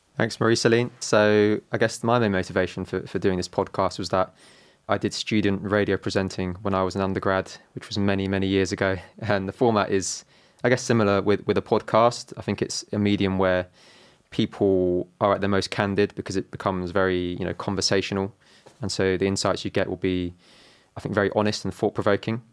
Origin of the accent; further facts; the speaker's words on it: London, United Kingdom; I'm from London. My mum is from Italy. My dad is from Hong Kong